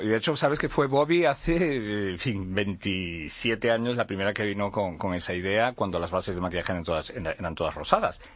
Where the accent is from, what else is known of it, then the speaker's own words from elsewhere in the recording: Portugal; Spanish is a second language; yo soy portugués